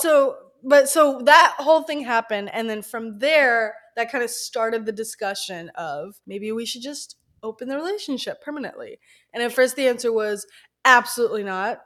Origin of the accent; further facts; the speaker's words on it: the South, United States; We grew up in the South